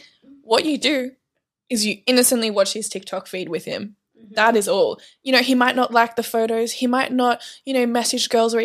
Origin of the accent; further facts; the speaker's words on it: Canada; I'm from Canada and I was in Australia as a nanny back in 2018.